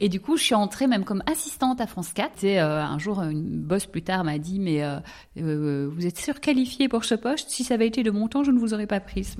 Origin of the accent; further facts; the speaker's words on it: Brussels, Brussels-Capital Region, Belgium; j'ai grandi à Bruxelles